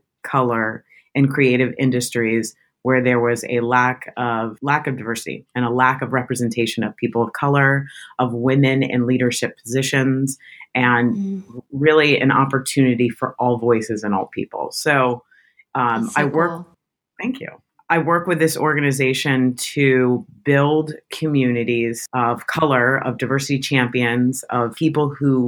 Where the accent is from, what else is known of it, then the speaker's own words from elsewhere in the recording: Tampa, Florida, United States; also born or lived in Michigan; now in New York City, United States; I'm from Tampa, Florida, which is the South